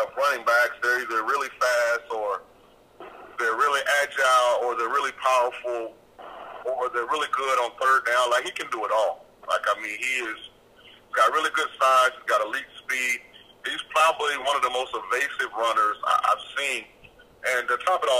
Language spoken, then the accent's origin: English; St. Petersburg, Florida, United States; I'm from Central Florida. I'm actually from St. Petersburg. I lived my life in the Bay Area